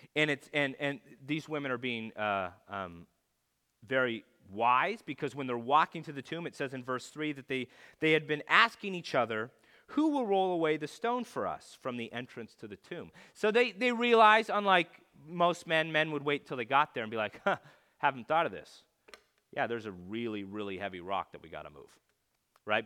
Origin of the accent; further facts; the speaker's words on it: California, United States; I lived in California